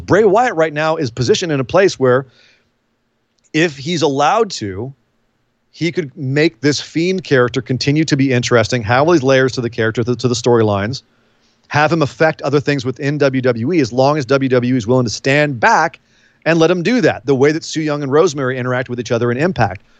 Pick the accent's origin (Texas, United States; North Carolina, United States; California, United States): California, United States; Bay Area; I grew up in the Bay Area